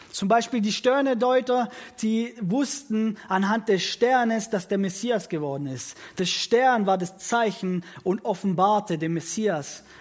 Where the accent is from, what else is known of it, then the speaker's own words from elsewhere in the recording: Italy; Ich bin in ein italienisches Elternhaus aufgewachsen, selbst bin Italiener